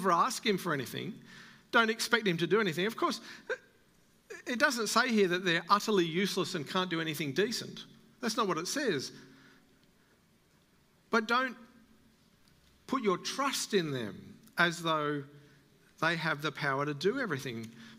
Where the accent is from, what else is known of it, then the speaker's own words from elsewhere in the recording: Australia; as an Australian